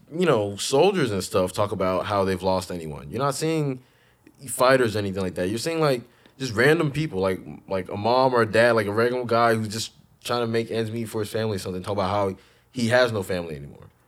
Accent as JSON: {"language": "English", "country": "Ghana", "tie": "born or raised there", "moved": "yes", "said": "when I grew up in Ghana"}